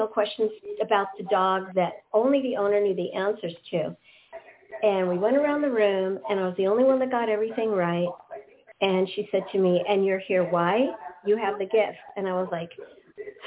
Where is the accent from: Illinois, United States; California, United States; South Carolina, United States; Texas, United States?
California, United States; West Hollywood; I grew up in West Hollywood, California